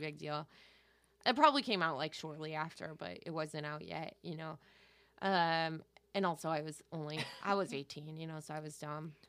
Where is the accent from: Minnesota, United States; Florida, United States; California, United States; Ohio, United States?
California, United States; Valencia; I grew up in Valencia.